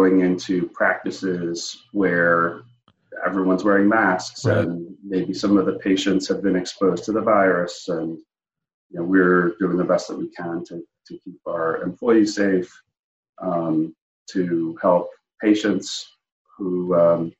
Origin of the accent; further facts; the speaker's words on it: New York City, New York, United States; moved away as an adult; now in Pennsylvania, United States; it was not quite that way when I was growing up in Brooklyn